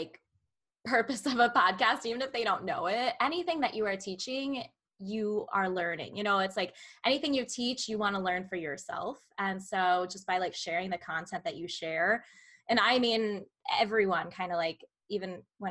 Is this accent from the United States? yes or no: yes; Munster, Indiana, United States; I'm technically from Northwest Indiana.